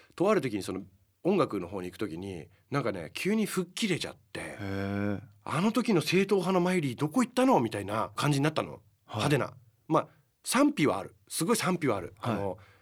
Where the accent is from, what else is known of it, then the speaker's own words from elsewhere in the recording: Higashimurayama, Tokyo, Japan; うちの地元の近くなんですよ僕東京の東村山 っていうとこなんですけど